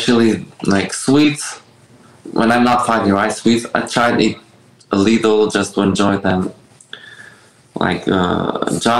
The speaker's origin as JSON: {"language": "English", "country": "Albania", "tie": "born or raised there", "moved": "yes", "lives_now": "Miami, United States", "said": "I grew up in Albania."}